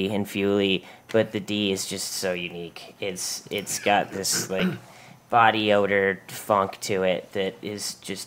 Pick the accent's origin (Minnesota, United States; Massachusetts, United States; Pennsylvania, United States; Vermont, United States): Massachusetts, United States; Western; since I'm from Western Mass myself